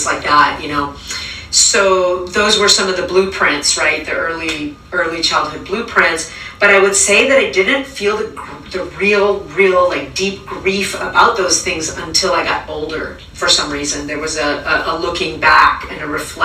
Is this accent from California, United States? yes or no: yes; California, United States; also born or lived in Venezuela; When I was 8, I moved from Venezuela to California